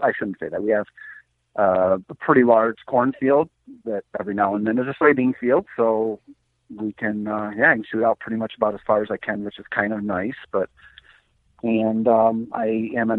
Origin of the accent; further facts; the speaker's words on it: Marengo, Illinois, United States; also born or lived in Milwaukee, Wisconsin / Racine, Wisconsin; I grew up in Marengo, Illinois. My dad still lives in the exact same house I was raised